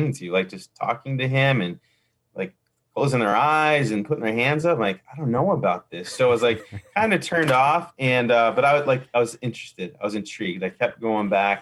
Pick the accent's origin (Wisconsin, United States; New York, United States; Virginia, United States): Wisconsin, United States; Milwaukee; I grew up here in the Milwaukee area and was just nominally Catholic